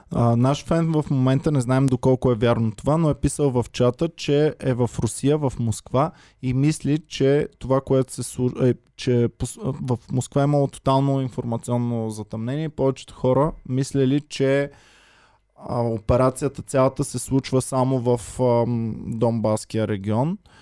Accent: Bulgaria; За мен като българин

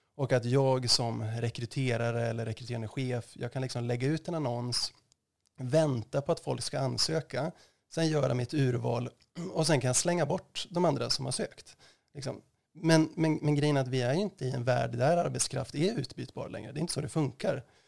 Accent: Östersund, Jämtland, Sweden; moved away as an adult; also born or lived in Uppsala; jag är född och uppvuxen i Östersund

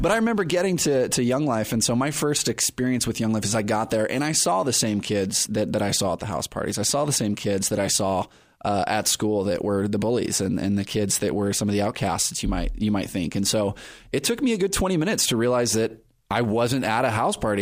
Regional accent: Perris, California, United States; also born or lived in Riverside, California; now in San Diego, United States; I grew up in Paris, California

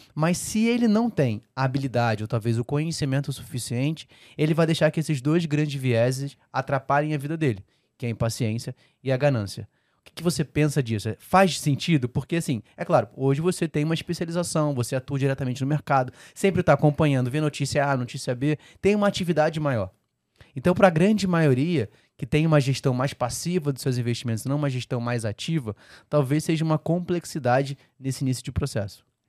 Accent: Rio de Janeiro, Brazil; Eu sou carioca

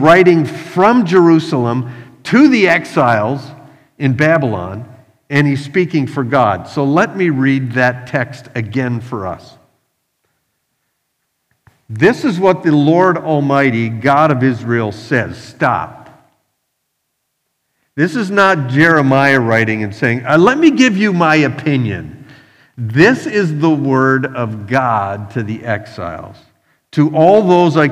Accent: Canada; now in Philadelphia, United States; I live in Philadelphia, but I'm from Canada

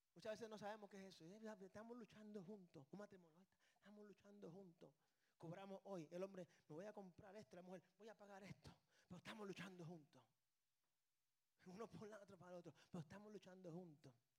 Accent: Puerto Rico; born or raised there

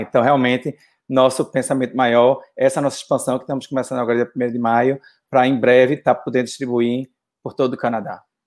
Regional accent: Brazil; moved away as an adult; Eu sei no Brasil, eu já montei casa no Brasil, já fiz outra coisa, trabalhei no Brasil

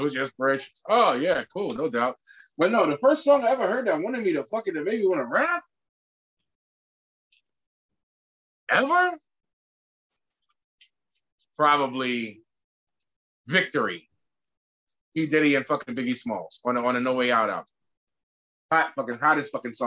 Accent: New York City, New York, United States; growing up in New York City in the 90s

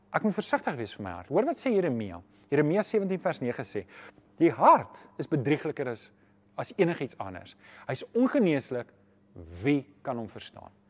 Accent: Johannesburg, Gauteng, South Africa; Ek kom self van Johannesburg.

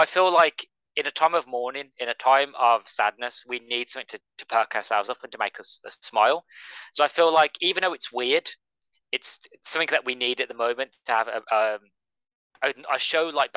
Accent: Midlands, United Kingdom; I'm from the Midlands

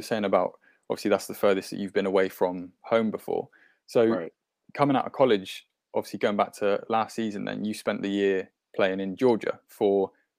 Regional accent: Bristol, South West England, United Kingdom; my hometown team, the Bristol Flyers.

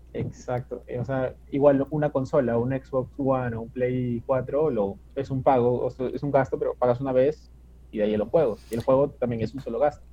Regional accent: Peru; yo soy acá de Perú

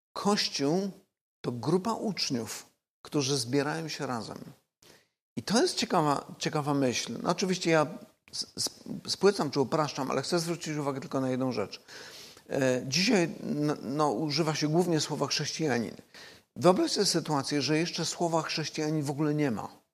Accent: Silesian Voivodeship, Poland; ja osobiście pochodzę ze Śląska

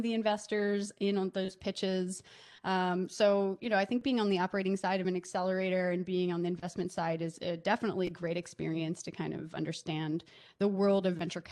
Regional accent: Delaware, United States; moved away as an adult; also born or lived in New York; now in Los Angeles, United States; I grew up in Delaware

